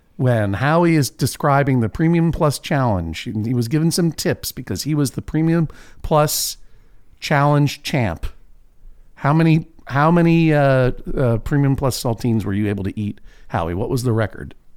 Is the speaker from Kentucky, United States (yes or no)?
no; Boston, Massachusetts, United States; now in Portland, United States; my hometown, sort of, of Boston, Massachusetts